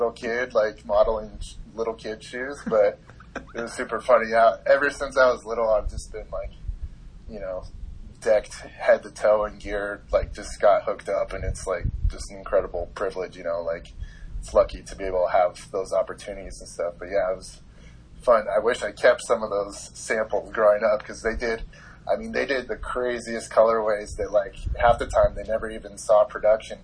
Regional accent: Carlsbad, California, United States; I grew up in Carlsbad, California

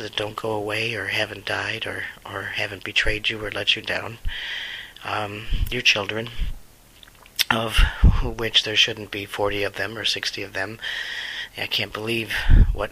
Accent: United States; I'm an American

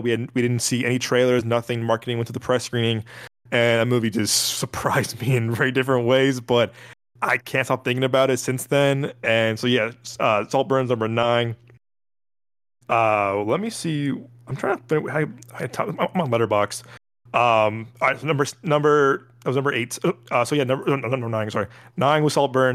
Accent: Chicago, Illinois, United States; I am from born born and raised Chicago, as Joel is.

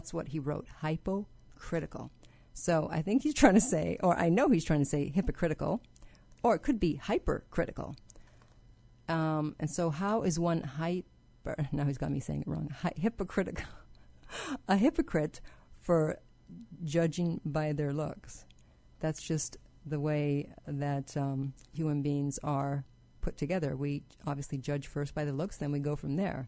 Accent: Canada; I grew up in Canada where there isn't really a lot of racism

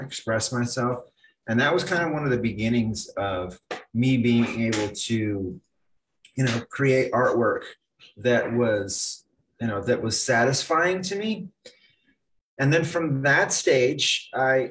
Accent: Phoenix, Arizona, United States; also born or lived in Connecticut; I was born and raised in Phoenix

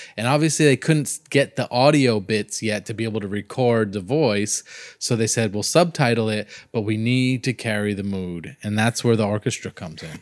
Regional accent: Miami area, Florida, United States; I come from Florida and a lot, in Miami area

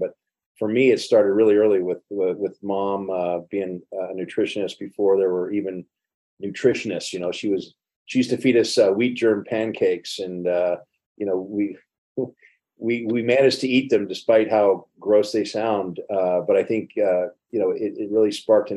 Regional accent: Miami, Florida, United States; I'm from Coconut Grove, Florida, South Florida. And we had a lot of Jamaican influence there when I was growing up anyway.

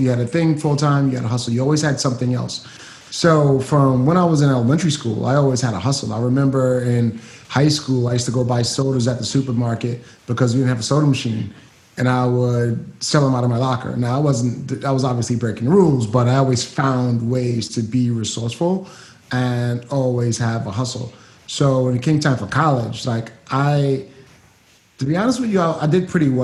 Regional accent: New York City, New York, United States; moved away as an adult; also born or lived in Atlanta, Georgia; from Brooklyn, New York. Grew up there. East New York, place called Star City

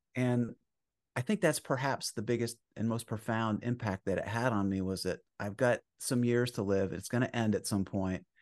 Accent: Vermont, United States; moved away; I grew up in Vermont in the sixties

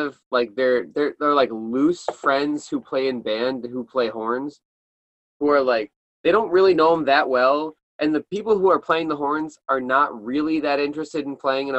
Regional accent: Syracuse, New York, United States; moved away as an adult; now in Buffalo, United States; yeah, so I grew up in Syracuse, and we had a buttload of ska.

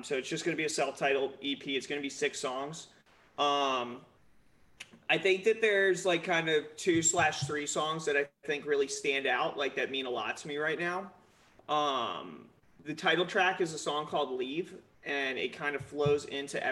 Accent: Southern Maryland, United States; we grew up in Southern Maryland.

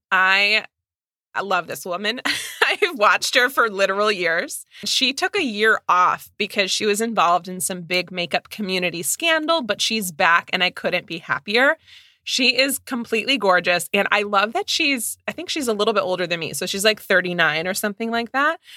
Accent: Midwest, United States

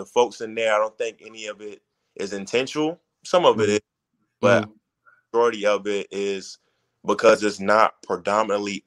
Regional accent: Miami, Florida, United States; I was born in Miami

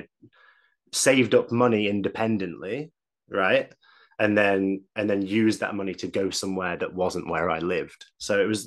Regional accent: Manchester, North West England, United Kingdom; also born or lived in Leeds; I grew up in Manchester

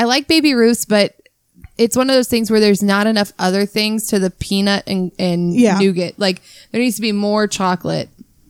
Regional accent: Ohio, United States; I'm from Ohio.

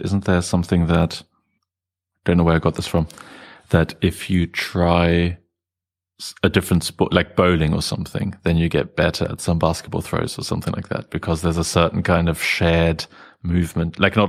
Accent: Germany; I grew up largely in Germany

